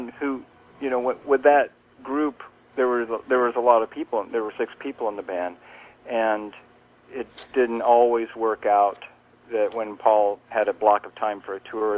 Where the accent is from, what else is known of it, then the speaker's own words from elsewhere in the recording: Kansas City, Missouri, United States; moved away as an adult; also born or lived in Bay Area, California / Los Angeles / New York; I grew up in Kansas City. Yeah, and I moved from Kansas City, actually it was 30 years ago